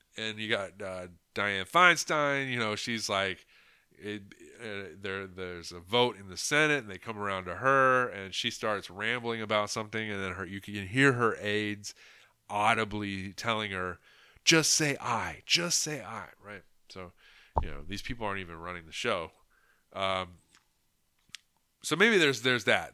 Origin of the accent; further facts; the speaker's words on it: United States; as an American who grew up, you know, um, in the eighties and nineties